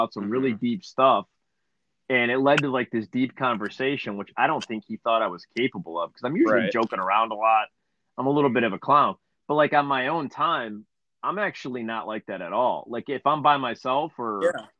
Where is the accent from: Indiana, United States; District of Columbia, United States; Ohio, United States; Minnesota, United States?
Ohio, United States; Cleveland; we're from Cleveland